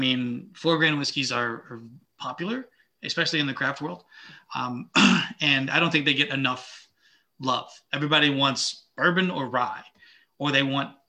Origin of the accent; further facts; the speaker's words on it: the South, United States; I'm from the South.